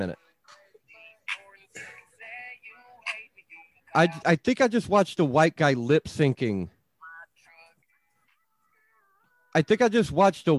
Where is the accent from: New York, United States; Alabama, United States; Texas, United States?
Alabama, United States; lower; I grew up in you know, lower Alabama.